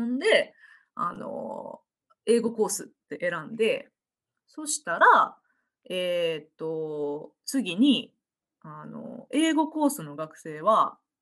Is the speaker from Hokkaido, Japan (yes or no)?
no; Osaka, Japan; accent: Osaka-ben; moved away as an adult; now in Portland, United States; 私は大阪出身なので、えー、これこの後大阪弁にシフトします